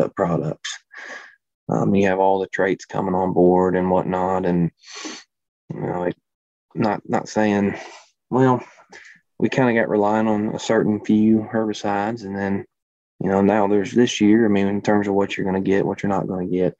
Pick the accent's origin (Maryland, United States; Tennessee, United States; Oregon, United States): Tennessee, United States; Memphis; moved away as an adult; now in Good Hope, Illinois, United States; Everybody can kind of tell I'm not from Illinois or anywhere from the north, I guess. Was born in Memphis